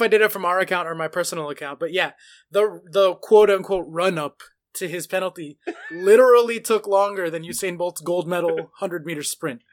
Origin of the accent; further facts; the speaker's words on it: United States; I'm American